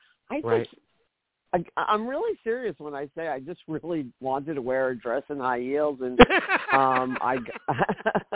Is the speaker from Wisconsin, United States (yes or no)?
no; New York City, New York, United States; moved away as an adult; also born or lived in San Diego; I grew up in Brooklyn